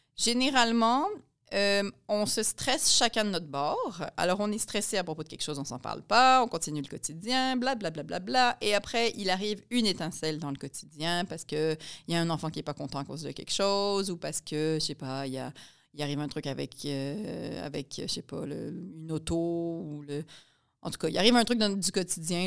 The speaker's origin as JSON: {"language": "French", "town": "Pincourt", "region": "Quebec", "country": "Canada", "said": "je viens de Pincourt, dans l'ouest de Montréal"}